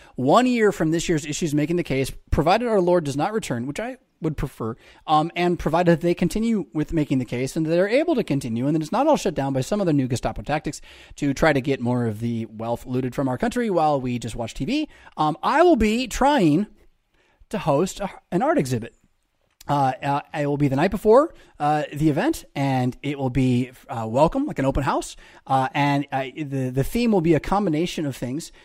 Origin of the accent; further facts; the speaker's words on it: United States; I am as an American